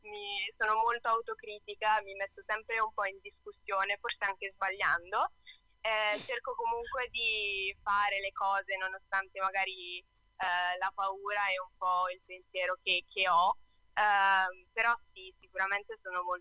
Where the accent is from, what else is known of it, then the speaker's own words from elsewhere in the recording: Brescia, Lombardy, Italy; Allora, c'è da dire che io sono bresciana, ma mia madre è bolognese, quindi in realtà sono anche mezza bolognese.